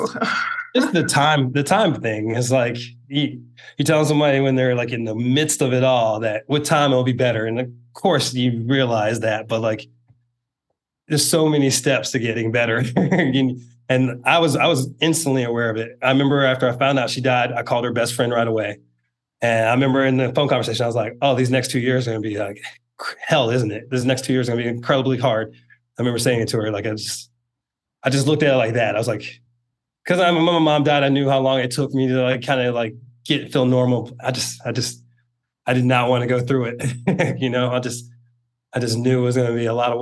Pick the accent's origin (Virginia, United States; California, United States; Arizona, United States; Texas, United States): Virginia, United States; Northern; moved away as an adult; I grew up in Northern Virginia, so it's kind of close to being home.